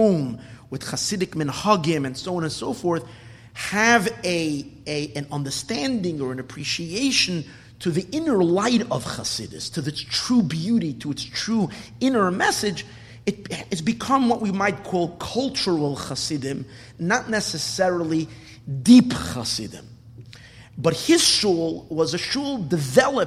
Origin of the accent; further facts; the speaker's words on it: New York City, New York, United States; When I was a kid growing up in Borough Park, I used to frequent that shul.